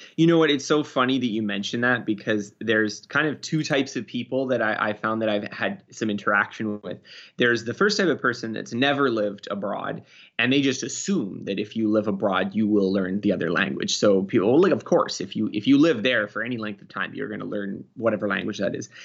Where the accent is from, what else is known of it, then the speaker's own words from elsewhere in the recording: Canada; I'm Canadian, so we do a little bit of learning French in school